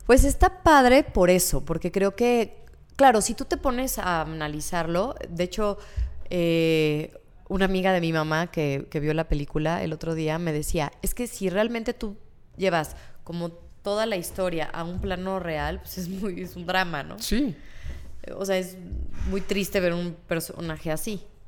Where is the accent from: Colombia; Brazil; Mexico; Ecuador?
Mexico; nosotros como mexicanos